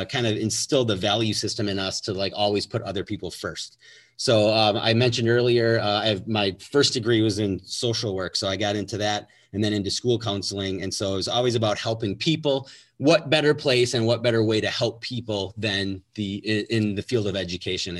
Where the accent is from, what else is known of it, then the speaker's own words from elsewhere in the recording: Milwaukee, Wisconsin, United States; Gary and I grew up right outside of Milwaukee, Wisconsin